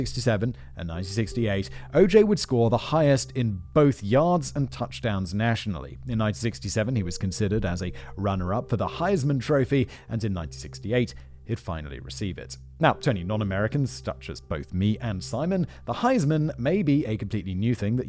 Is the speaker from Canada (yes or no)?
no; United Kingdom; As a Brit